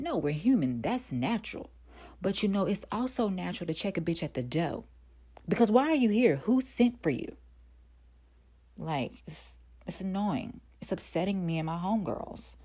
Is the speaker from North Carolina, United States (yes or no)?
yes; North Carolina, United States; moved away as an adult; also born or lived in Atlanta, Georgia; I'm originally from North Carolina